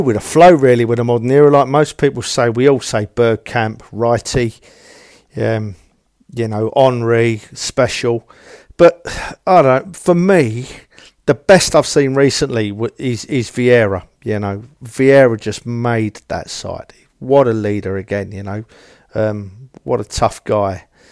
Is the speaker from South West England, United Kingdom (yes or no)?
no; London, United Kingdom; I was born and raised in Tottenham